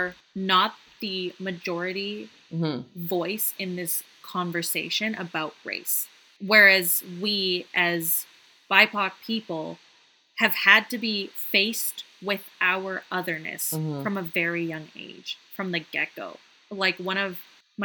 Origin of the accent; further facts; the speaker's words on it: Canada; also born or lived in Shanghai, China; I'm Canadian. I live in Canada my whole life.